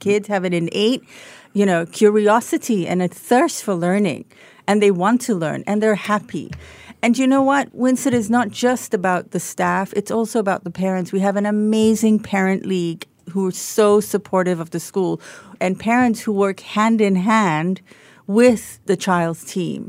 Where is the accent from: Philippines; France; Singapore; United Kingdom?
Singapore; moved away as an adult; also born or lived in Australia; third generation Singaporean. I don't look like one, but I am very much one.